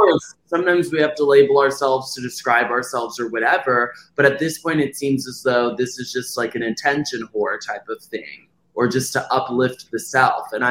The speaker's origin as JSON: {"language": "English", "town": "Dallas", "region": "Texas", "country": "United States", "tie": "born or raised there", "also_born_or_lived": "Los Angeles, California", "moved": "as an adult", "said": "I was born in Dallas, Texas."}